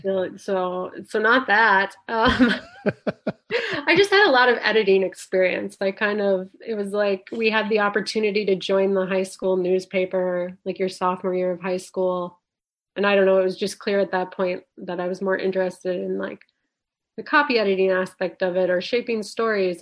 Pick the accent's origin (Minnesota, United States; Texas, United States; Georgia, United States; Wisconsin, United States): Wisconsin, United States; Lake Nebagamon; moved away; I grew up in northwestern Wisconsin.